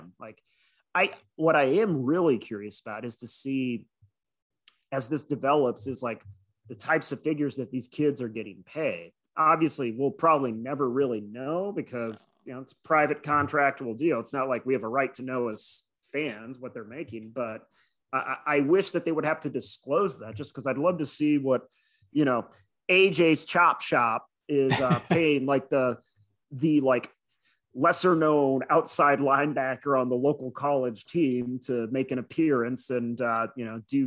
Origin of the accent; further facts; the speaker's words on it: Midwest, United States; as a Midwesterner